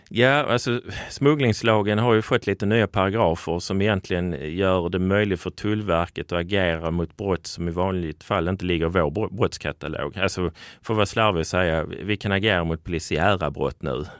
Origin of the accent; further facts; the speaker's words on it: Skåne, Sweden; accent: Scanian; jag är en glad skåning i mina bästa år